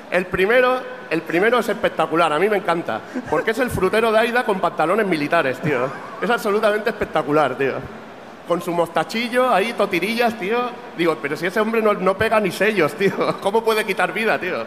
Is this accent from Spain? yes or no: yes; Catalonia, Spain; Yo como buen catalán